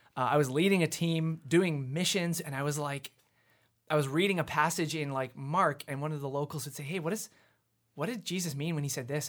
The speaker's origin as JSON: {"language": "English", "town": "Abbotsford", "region": "British Columbia", "country": "Canada", "tie": "born or raised there", "also_born_or_lived": "Vancouver", "said": "I was born in Vancouver, but my family moved out to Abbotsford when I was, like, three."}